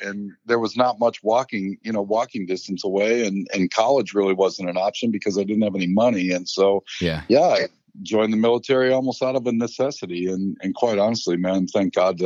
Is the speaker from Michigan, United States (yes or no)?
yes; Detroit, Michigan, United States; moved away as an adult; also born or lived in Fayetteville, North Carolina; now in Charlotte area, North Carolina, United States; I grew up just outside of Detroit, suburbs of Detroit, bounced around a little bit all over the suburbs there